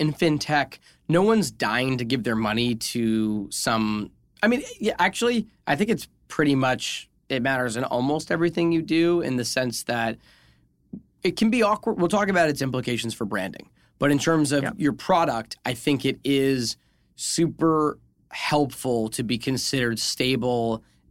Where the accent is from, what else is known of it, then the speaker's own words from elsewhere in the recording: New England, United States; We're both from New England. We know what goes down at the McDonald's.